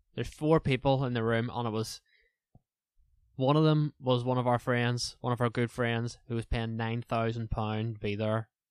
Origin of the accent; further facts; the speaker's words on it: Lurgan, Northern Ireland, United Kingdom; accent: Northern Irish; from Lorragan